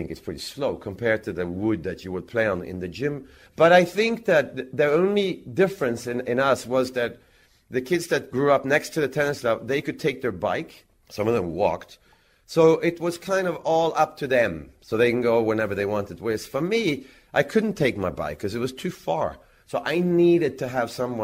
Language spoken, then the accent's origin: English; Växjö, Kronoberg County, Sweden; in Växjö, in my hometown